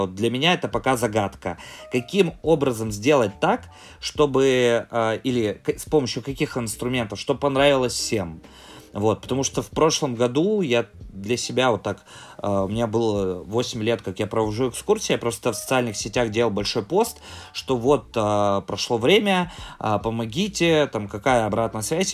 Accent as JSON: {"language": "Russian", "town": "Sysert", "region": "Sverdlovsk Oblast", "country": "Russia", "tie": "born or raised there", "also_born_or_lived": "near Moscow (born)", "said": "Я родился в ста километрах от Москвы. У меня в девяносто шестом году семья переехала на Урал"}